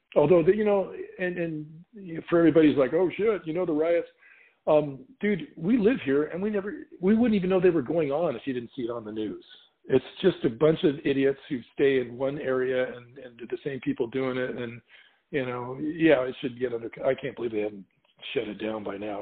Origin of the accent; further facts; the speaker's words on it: California, United States; now in Portland, United States; I'm from California where it's brown